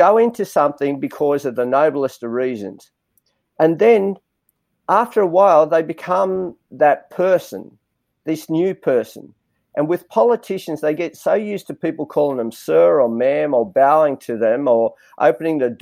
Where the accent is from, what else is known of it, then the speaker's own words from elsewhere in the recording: Granville, New South Wales, Australia; Even though I grew up in Granville, I go, I'm Australian.